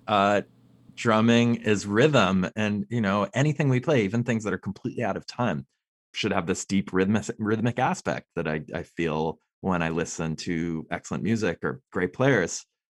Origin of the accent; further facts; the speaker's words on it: Los Angeles, California, United States; I grew up in Los Angeles